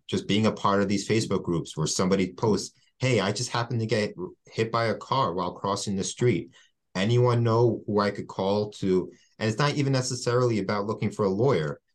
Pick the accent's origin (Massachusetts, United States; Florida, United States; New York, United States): New York, United States; West Hempstead; I'm from West Hempstead